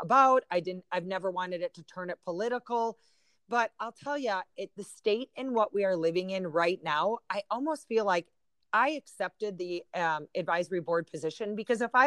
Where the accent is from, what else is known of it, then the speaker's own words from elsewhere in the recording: Wisconsin, United States; moved away; I used to live in Wisconsin. I grew up in Wisconsin